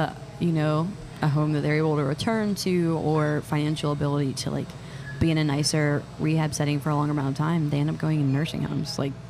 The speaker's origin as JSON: {"language": "English", "region": "Pennsylvania", "country": "United States", "tie": "born or raised there", "moved": "as an adult", "lives_now": "New Orleans, United States", "said": "Lived here for 9 years. I grew up in Pennsylvania."}